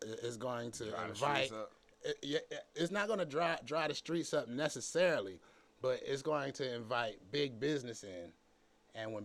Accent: Atlanta, Georgia, United States; I'm from Atlanta

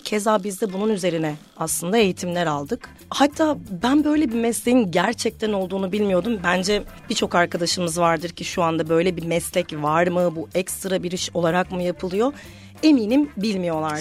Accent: Amasya, Turkey; moved away; also born or lived in Istanbul / Ankara; 1993 Amasya doğumluyum

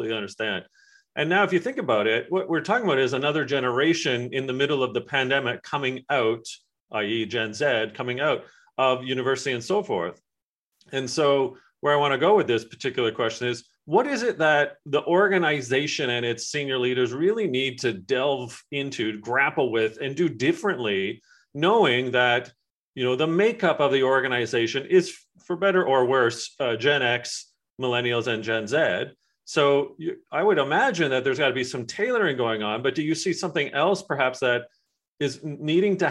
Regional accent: England, United Kingdom; my family and I are from England

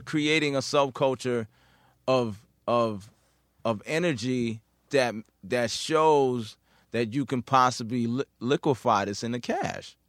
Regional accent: New York City, New York, United States; I'm from Queens

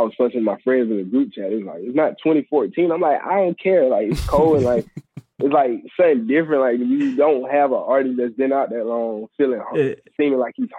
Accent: Albany, Georgia, United States; I'm from Albany, Georgia. I'm 26.

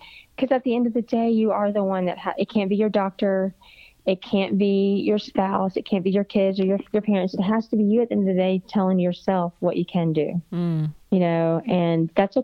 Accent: Florida, United States; moved away as an adult; now in Alabama, United States; I'm from Florida and I thought I was coming up here to Alabama, which was north to me

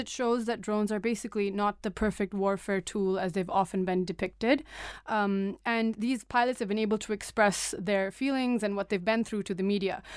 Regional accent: Pakistan; also born or lived in United States; being, like, a Pakistani Muslim

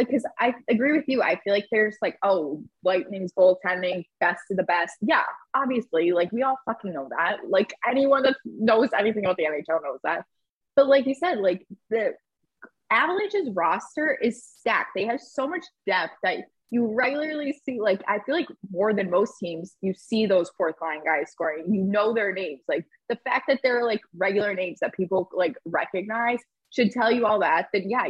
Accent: Boston, Massachusetts, United States; I'm Bostonian

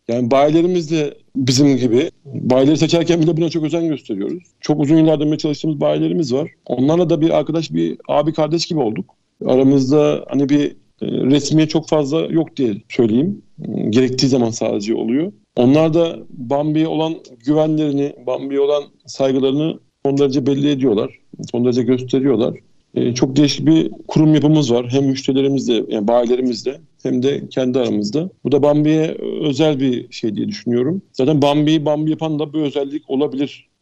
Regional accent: İzmir, Turkey; Ben bin dokuz yüz yetmiş dokuz İzmir doğumluyum.

